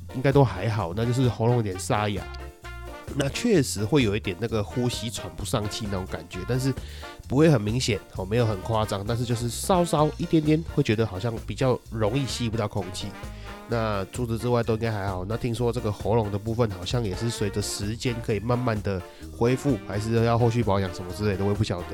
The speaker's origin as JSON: {"language": "Chinese", "country": "Taiwan", "said": "我们台湾人"}